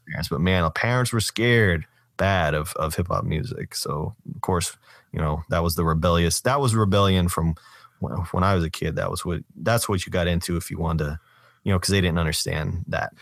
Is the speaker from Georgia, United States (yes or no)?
yes; Doraville, Georgia, United States; my hometown, Doorville, is, that's where Spaghetti Junction is.